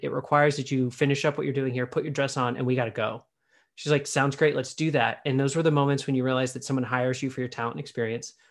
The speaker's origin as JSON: {"language": "English", "town": "Pittsburgh", "region": "Pennsylvania", "country": "United States", "tie": "born or raised there", "moved": "yes", "said": "I was born in Pittsburgh, I don't really spend a lot of time on the East Coast since having left"}